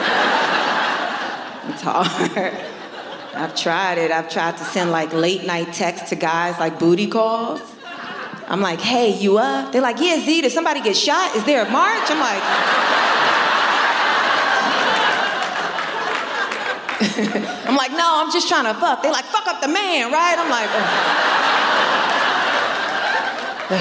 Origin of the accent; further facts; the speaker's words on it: New York, United States; I'm born and raised in New York